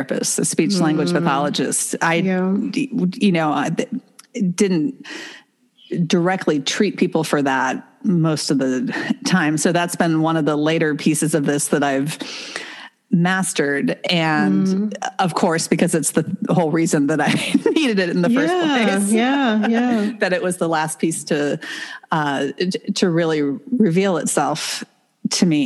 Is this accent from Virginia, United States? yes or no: yes; Northern Virginia, United States; I grew up in Northern Virginia, outside of Washington, D.C.